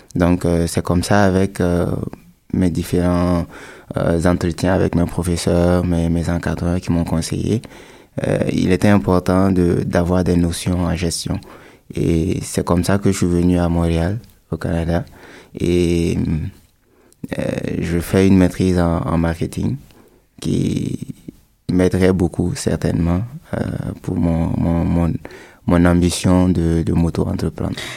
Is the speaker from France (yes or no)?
no; Burkina Faso; chez nous au Burkina